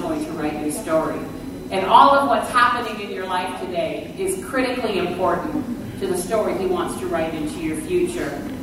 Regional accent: Canada; I was born in Canada

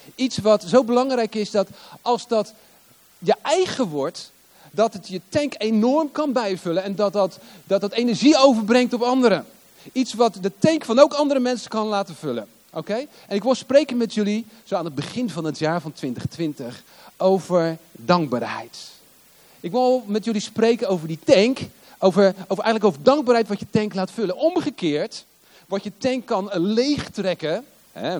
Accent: Hoek van Holland, South Holland, Netherlands; moved away as an adult; also born or lived in Rotterdam / The Hague; now in Limburg, Netherlands; ik ben geboren in Rotterdam. Ik ben geboren in Ommoord. In een flat in Ommoord. En eh, vervolgens verhuisden wij naar De Hoek. Hoek van Holland. En ik, heb, ik heb in Den Haag op school gezeten.

